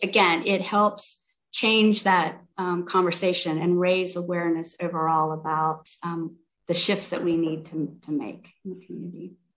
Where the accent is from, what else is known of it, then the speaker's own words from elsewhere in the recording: South Carolina, United States; moved away as an adult; also born or lived in Bay Area, California / Portland, Oregon / San Jose, California; now in Santa Barbara, United States; I'm from South Carolina originally.